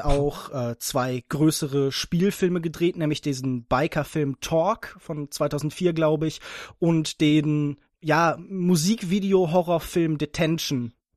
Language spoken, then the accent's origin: German; Heidelberg, Baden-Württemberg, Germany; ich komme aus Heidelberg und studiere dort Politikwissenschaften und VWL